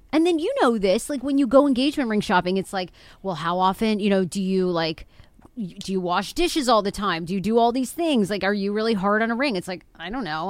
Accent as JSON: {"language": "English", "region": "Maine", "country": "United States", "said": "I'm from Maine."}